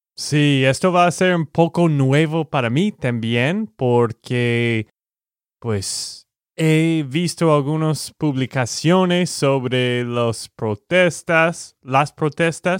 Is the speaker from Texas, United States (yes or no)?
yes; Texas, United States; de Texas, Estados Unidos